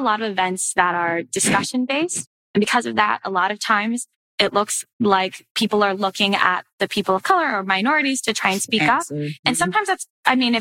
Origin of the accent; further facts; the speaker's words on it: Richmond, Virginia, United States; I'm from Richmond as well, so go RBA